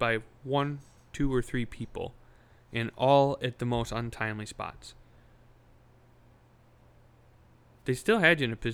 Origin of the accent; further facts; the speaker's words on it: Northeast Wisconsin, United States; I grew up in Northeast Wisconsin